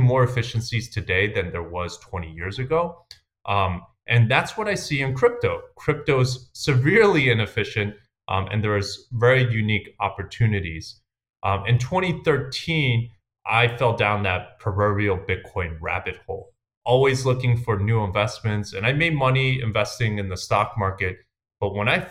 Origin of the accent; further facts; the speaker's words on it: New York City, New York, United States; I grew up in Queens, New York